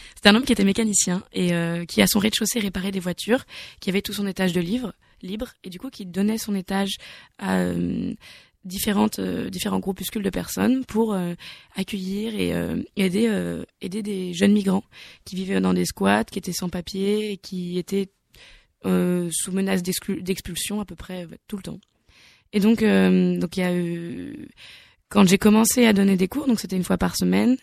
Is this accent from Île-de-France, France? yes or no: no; Nantes, Pays de la Loire, France; je viens de Nantes